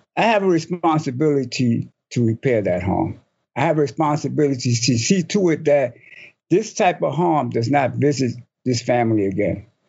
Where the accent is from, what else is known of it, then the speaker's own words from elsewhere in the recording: New York City, New York, United States; I grew up in Spanish Harlem